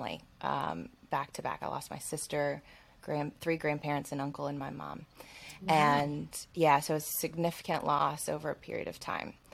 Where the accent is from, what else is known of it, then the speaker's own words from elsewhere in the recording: Alabama, United States; I grew up in Alabama, Southern, like in the Bible Belt